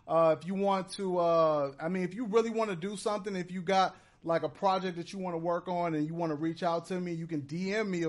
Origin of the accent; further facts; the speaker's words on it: Chicago, Illinois, United States; now in Inglewood, United States; In Chicago, Inglewood is spelled with an E, but out here it's spelled with an I, so I'm from